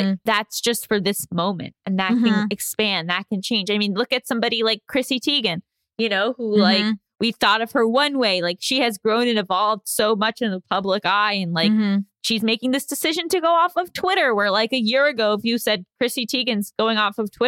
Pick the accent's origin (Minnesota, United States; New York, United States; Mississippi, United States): New York, United States; as a New Yorker